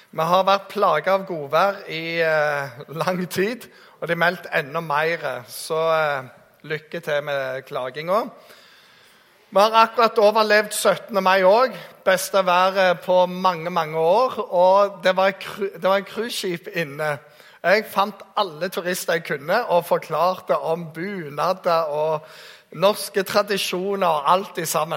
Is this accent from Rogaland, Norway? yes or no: yes; Jæren, Rogaland, Norway; jeg kommer fra Jæren